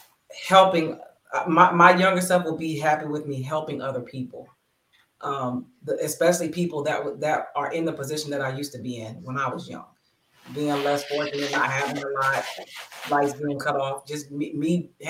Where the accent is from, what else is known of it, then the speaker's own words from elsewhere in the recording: Bristol, Pennsylvania, United States; moved away; where I'm from, Bristol, Pennsylvania. Like, that's where I'm from.